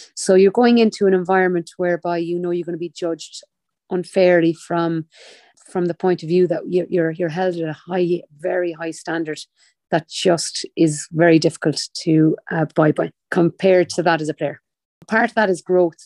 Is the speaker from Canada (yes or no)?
no; Limerick, Munster, Ireland; I'm from Limerick City, a proud Limerick woman